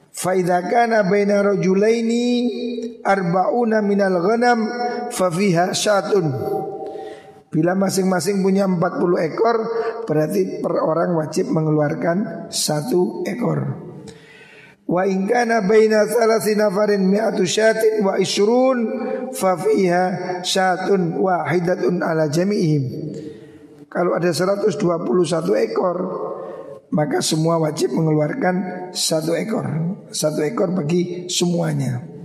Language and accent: Indonesian; Indonesia; Kita di Indonesia